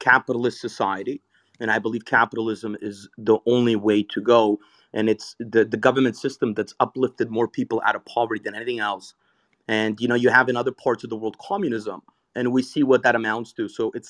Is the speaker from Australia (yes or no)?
no; Canada; I'm Canadian. I'm not from the States.